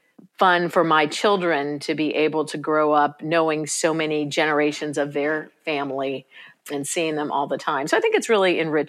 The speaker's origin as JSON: {"language": "English", "town": "Houston", "region": "Texas", "country": "United States", "tie": "born or raised there", "also_born_or_lived": "New Orleans, Louisiana", "said": "I think our childhood in Houston and in suburbia in Houston was a much more kind of generic American kind of childhood."}